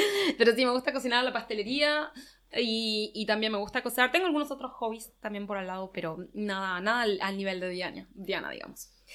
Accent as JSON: {"language": "Spanish", "region": "Buenos Aires", "country": "Argentina", "tie": "born or raised there", "also_born_or_lived": "Spain / England", "moved": "as an adult", "lives_now": "Paris, France", "said": "soy argentina. Eh, nací y crecí en Buenos Aires"}